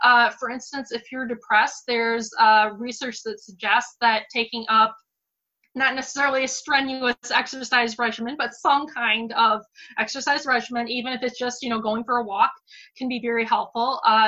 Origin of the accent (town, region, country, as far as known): Michigan, United States; born or raised there